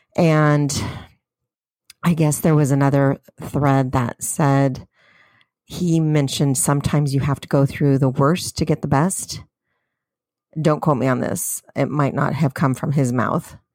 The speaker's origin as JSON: {"language": "English", "region": "California", "country": "United States", "said": "I'm a Californian"}